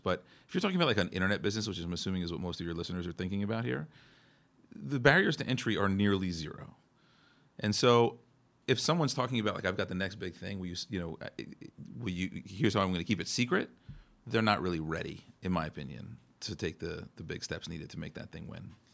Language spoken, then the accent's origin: English; New Jersey, United States; I'm, I'm from New Jersey